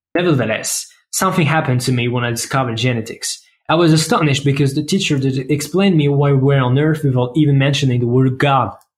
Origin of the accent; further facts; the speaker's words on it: France; accent: French; English is a second language; I come from France, as you can probably tell thanks to my awesome accents.